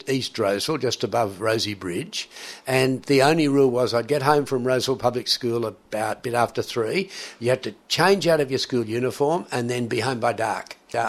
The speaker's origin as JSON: {"language": "English", "town": "Sydney", "region": "New South Wales", "country": "Australia", "tie": "born or raised there", "said": "I was born in Australia in the 1940s."}